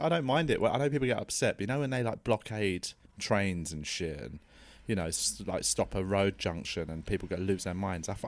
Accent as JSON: {"language": "English", "region": "London", "country": "United Kingdom", "said": "I'm from South London, and I never thought I'd live north of the river"}